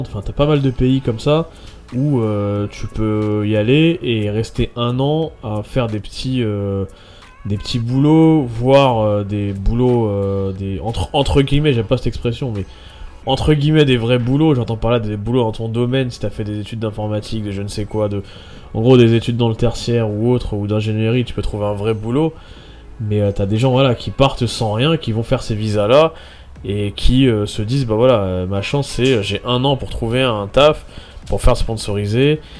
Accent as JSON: {"language": "French", "country": "France", "moved": "as an adult", "said": "Euh, moi, je suis venu de France direct pour mon boulot"}